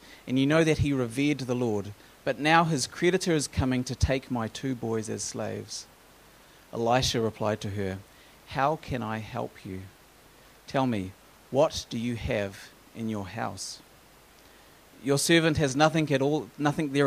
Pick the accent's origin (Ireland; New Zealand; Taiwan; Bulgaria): New Zealand; moved away as an adult; also born or lived in United States; growing up in New Zealand with free maternity care.